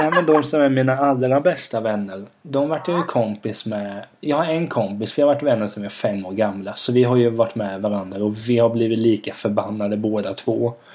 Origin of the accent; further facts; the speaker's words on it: Vena, Sweden; moved away; när man är i Vena då där jag kommer ifrån